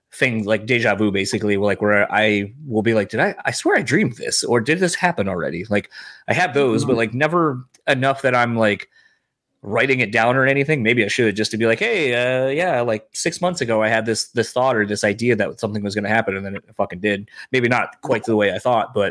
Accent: Parchment, Michigan, United States; moved away; my old city that I grew up in Parchment.

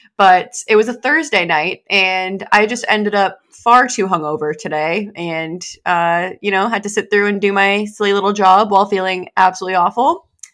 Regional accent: New Hampshire, United States; moved away; New Hampshire

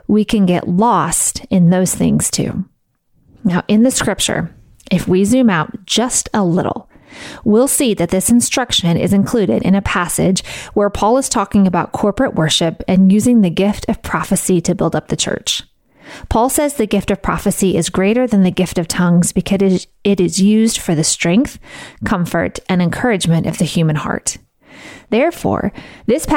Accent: the Bible Belt, United States; I grew up in the Bible Belt

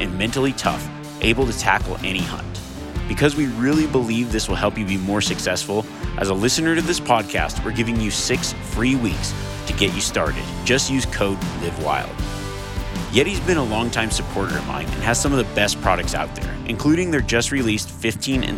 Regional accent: Reno, Nevada, United States; I actually grew up here outside of Reno, Nevada. This is kind of my hometown

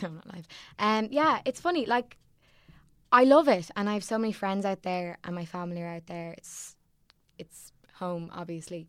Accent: Sandycove, Leinster, Ireland; I'm from Sandy Cove

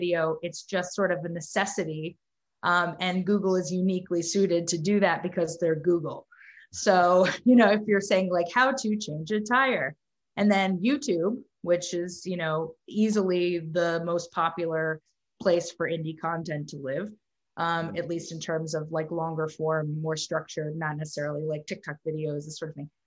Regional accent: Dallas, Texas, United States; moved away as an adult; now in New York, United States; I grew up in Texas

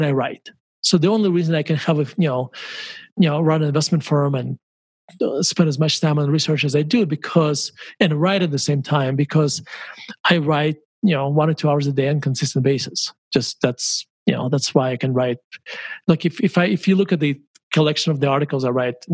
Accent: Murmansk, Murmansk Oblast, Russia; moved away; when I grew up in Murmansk

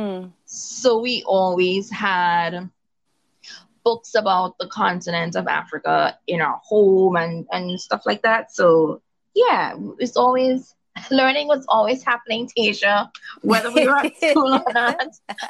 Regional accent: Trinidad & Tobago; being West Indian, born and raised in Trinidad. In particular, my grandmother's from Tobago, but I was born and raised on the island of Trinidad.

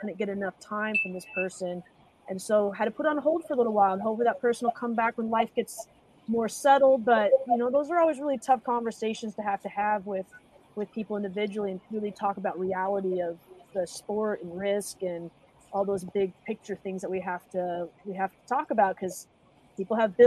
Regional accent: Seattle, Washington, United States; moved away as an adult; also born or lived in Utah; now in San Diego, United States; I actually was raised in Seattle. I moved there and did pretty much kindergarten through all of high school

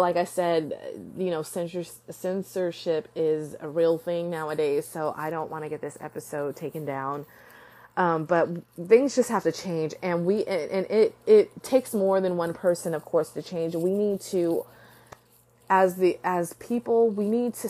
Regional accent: United States; I am proud to be an American

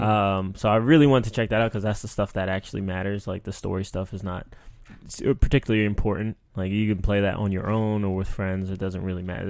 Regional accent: New York, United States; growing up in New York

